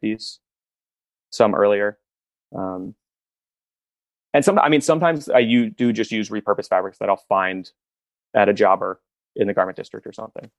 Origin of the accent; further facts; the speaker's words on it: Lewes, Delaware, United States; Southern Delaware, so Lewis, Delaware, little beach town right on the coast.